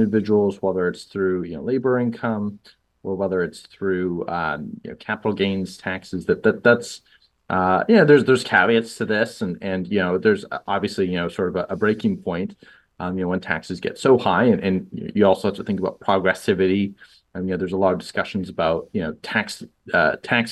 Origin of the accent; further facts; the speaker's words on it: Toronto, Ontario, Canada; I grew up in Toronto